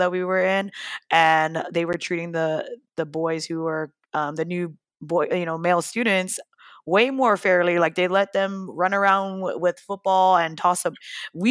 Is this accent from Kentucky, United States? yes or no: no; Hawaii, United States; growing up differently and face different challenges as a young teen growing up in Hawaii